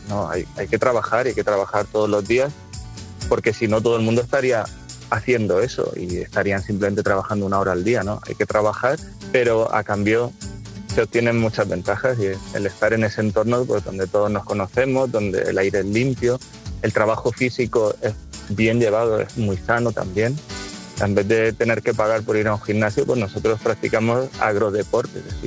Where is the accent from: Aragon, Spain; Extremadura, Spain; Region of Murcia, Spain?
Region of Murcia, Spain; Murcia; moved away as an adult; now in Letur, Spain; Mi madre es de Letur, mis abuelos eran de Letur, yo nací en Letur Y, y, desde siempre nosotros, aunque vivíamos en Murcia, pero los fines de semana y las vacaciones era volver al pueblo